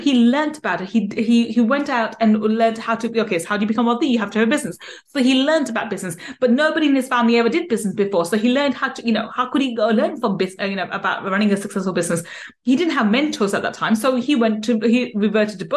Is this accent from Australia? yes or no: no; London, United Kingdom; we ended up moving to London, and then I grew up in East London, and I lived in a ghetto council estate